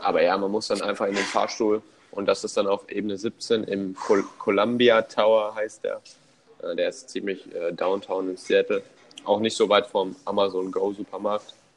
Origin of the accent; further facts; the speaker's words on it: Germany; now in United States; bei uns in Deutschland